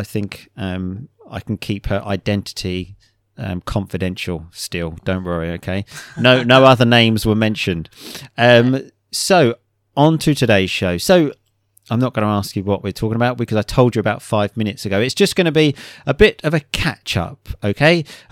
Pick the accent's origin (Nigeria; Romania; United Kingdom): United Kingdom; England; because I do find them a bit strange being an English man.